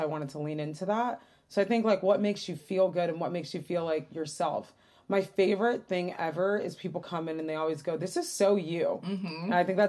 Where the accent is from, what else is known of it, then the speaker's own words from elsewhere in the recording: Detroit, Michigan, United States; And then I grew up in Detroit where it's not white.